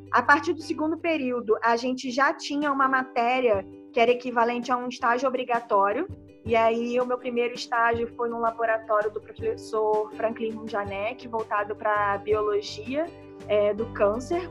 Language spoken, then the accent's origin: Portuguese; Rio de Janeiro, Brazil; moved away as an adult; now in São Paulo, Brazil; Eu tenho 30 anos, sou do Rio de Janeiro, mas desde o início desse ano eu estou morando em São Paulo